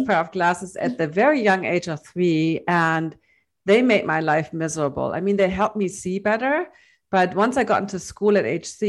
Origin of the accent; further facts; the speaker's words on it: Hamburg, Germany; in my hometown in Hamburg